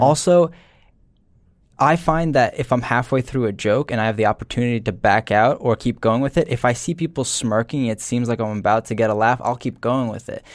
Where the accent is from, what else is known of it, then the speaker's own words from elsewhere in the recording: New Jersey, United States; I'm from Jersey